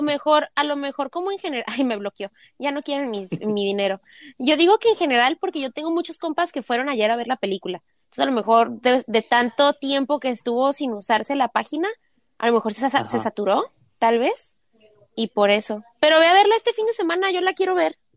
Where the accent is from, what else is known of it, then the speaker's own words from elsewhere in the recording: northern Mexico, Mexico; moved away; somos norteños, pero yo estoy haciendo más como acento sinaloense y pues no, pues no, no somos de Sinaloa